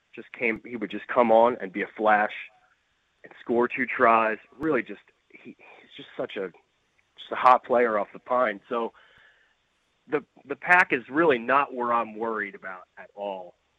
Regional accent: Philadelphia, Pennsylvania, United States; moved away as an adult; now in Canberra, Australia; I grew up in Philadelphia, so yes, I am. Uh, an American in a strange land here

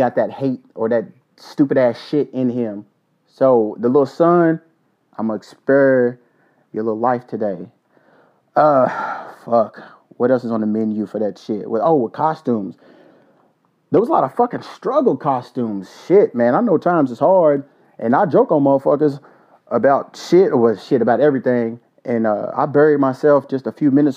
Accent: Kentucky, United States; my home state, the state of Kentucky

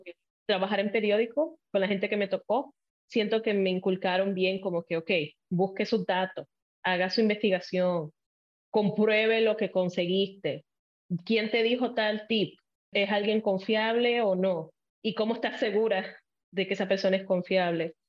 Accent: Puerto Rico; first language Spanish; moved away as an adult; also born or lived in Illinois, United States; now in United States; Yo nací en Estados Unidos, en Illinois, pero me fui a los cuatro años a Puerto Rico con mi mamá y la familia de mi mamá, porque mis papás se divorciaron. Entonces, toda mi niñez fue en Puerto Rico

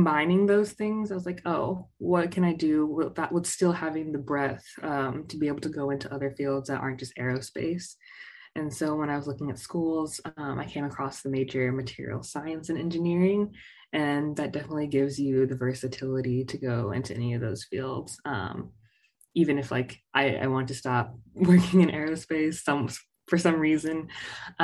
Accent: Ames, Texas, United States; I'm from Southeast Texas, but I'm from small town Southeast Texas. So shout out to Ames, Texas, with a population of less than like 1500

